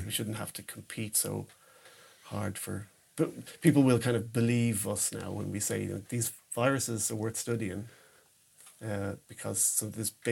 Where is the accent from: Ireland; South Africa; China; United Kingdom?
Ireland; moved away as an adult; now in Sweden; back in my home country yeah. in Dublin